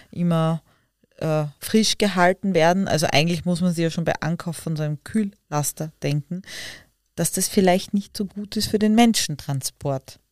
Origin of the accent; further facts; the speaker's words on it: Austria; bei uns in Österreich